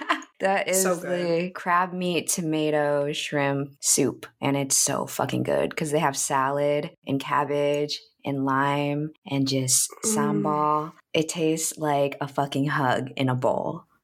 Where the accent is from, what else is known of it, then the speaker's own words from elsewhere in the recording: United States; in America, I don't feel like I belong anywhere. And then being there, I also feel like I don't even belong there because I'm too American.